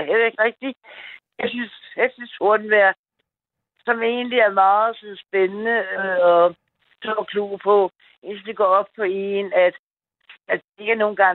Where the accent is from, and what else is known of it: Gentofte, Capital Region of Denmark, Denmark; born or raised there; also born or lived in Rome, Italy